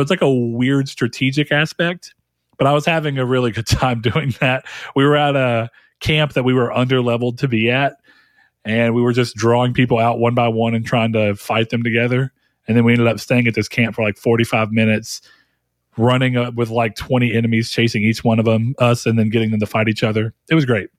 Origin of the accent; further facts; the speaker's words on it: the South, United States; I'm from the South